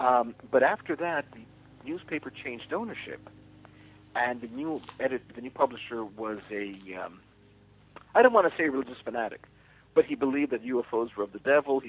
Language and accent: English; New York City, New York, United States; born there; also born or lived in Mexico / Puerto Rico / Spain; I was born in New York City.